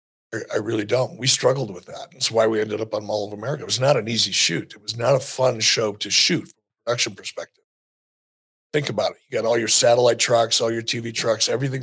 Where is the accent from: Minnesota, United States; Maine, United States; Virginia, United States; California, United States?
Minnesota, United States; moved away; my family was from Minnesota. I grew up in Minnesota, or lived there for a long time at least